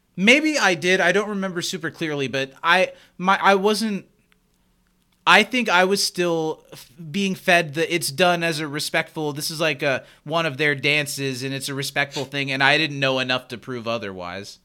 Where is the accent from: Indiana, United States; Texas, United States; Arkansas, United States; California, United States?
Indiana, United States; Anderson; we grew up in Anderson, Indiana, where I still live